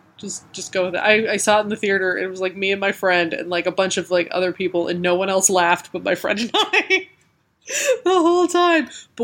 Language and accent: English; Colorado, United States; I grew up in Colorado.